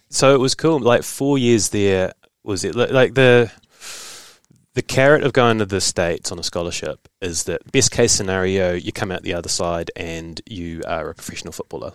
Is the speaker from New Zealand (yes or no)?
yes; New Zealand; also born or lived in Hamilton, New Zealand; I bounced back to New Zealand